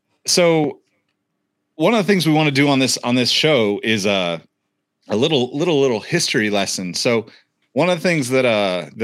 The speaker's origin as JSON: {"language": "English", "region": "Northern California", "country": "United States", "said": "We're all from Northern California, been around the Bay a long time"}